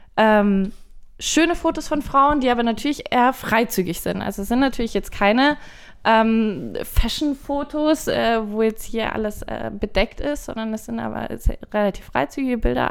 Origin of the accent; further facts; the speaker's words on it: Forchheim, Bavaria, Germany; moved away; ich komme nämlich ursprünglich aus Forchheim Forchheim liegt im äh, schönen Bayern, aber wer aus Forchheim kommt, also das sind Franken so.